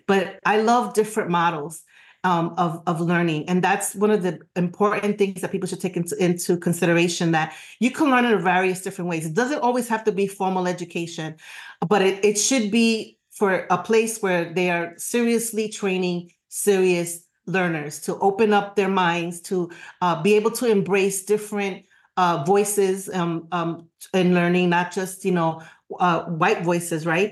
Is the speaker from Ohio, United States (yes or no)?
no; New York, United States; now in Florida, United States; I'm a New Yorker forever and always